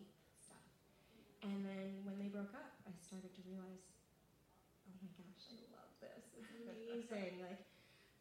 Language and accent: English; Toronto, Ontario, Canada; I'm from Toronto